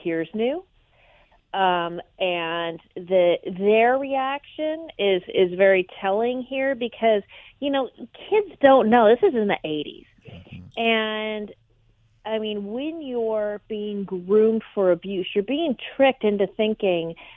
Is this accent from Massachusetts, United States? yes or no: no; Orange County, California, United States; I am a California native, born and raised in Orange County